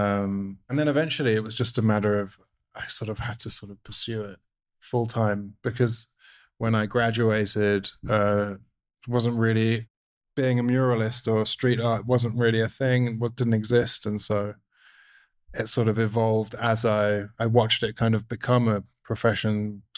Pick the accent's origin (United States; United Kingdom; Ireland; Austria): United Kingdom; London; moved away; I'm from London in the UK originally.